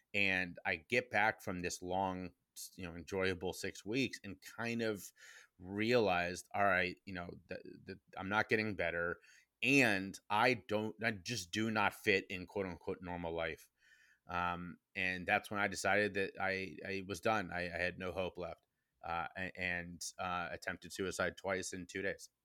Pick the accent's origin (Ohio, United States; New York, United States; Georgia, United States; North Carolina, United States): Ohio, United States; Cincinnati; my hometown of Cincinnati, Ohio